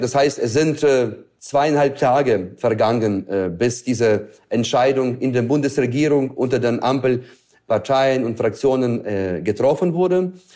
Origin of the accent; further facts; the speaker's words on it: Ukraine; in meiner Heimat